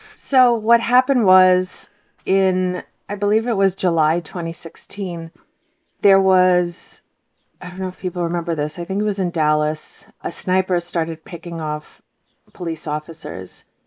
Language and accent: English; Moscow, Russia; now in United States; I'm from Moscow, and my parents are from Moscow